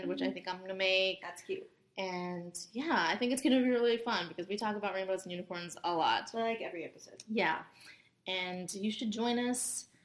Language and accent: English; New Jersey, United States; I am from New Jersey.